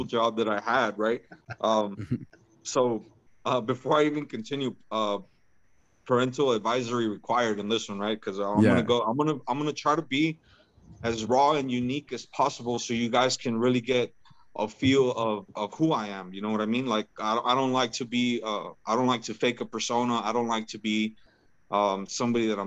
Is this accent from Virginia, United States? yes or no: no; Rio Bravo, California, United States; also born or lived in Mexico; We grew up in the mean streets of Rio Bravo